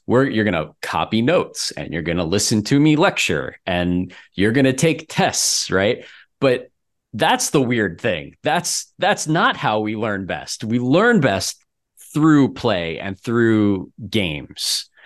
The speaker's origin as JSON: {"language": "English", "region": "Florida", "country": "United States", "moved": "as an adult", "lives_now": "Minneapolis, United States", "said": "I'm from Florida"}